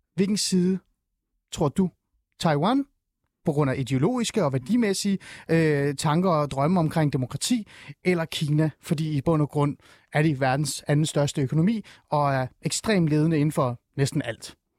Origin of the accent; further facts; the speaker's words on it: Iran; now in Denmark; jeg er selv fra Mellemøsten, jeg er fra Iran